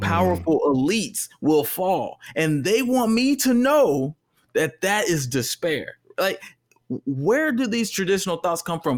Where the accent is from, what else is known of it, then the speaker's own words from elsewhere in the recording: Texas, United States; now in California, United States; the culture I came from is a straight culture and I'm from Texas